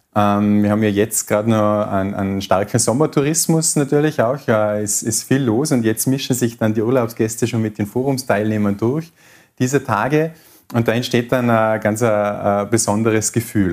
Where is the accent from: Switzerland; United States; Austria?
Austria; Tyrol; als Tiroler